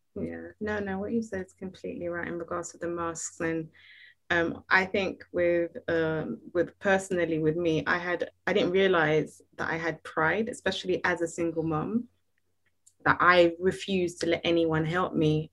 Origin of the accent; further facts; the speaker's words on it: Nigeria; me being Nigerian